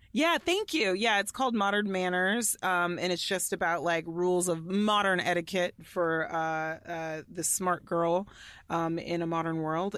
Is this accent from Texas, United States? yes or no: yes; Allen, Texas, United States; I grew up in Allen, Texas